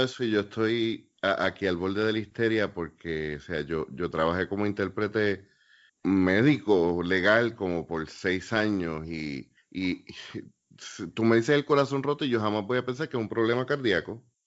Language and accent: Spanish; Puerto Rico; somos los boricuas